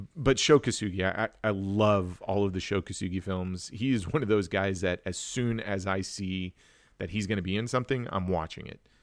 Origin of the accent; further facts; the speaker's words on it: Wichita, Kansas, United States; I grew up in Wichita